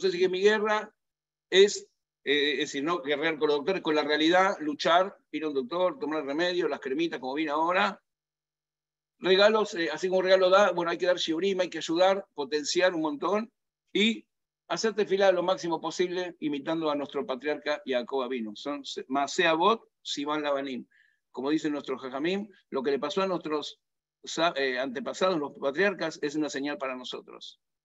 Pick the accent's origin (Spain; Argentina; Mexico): Argentina; nací en Argentina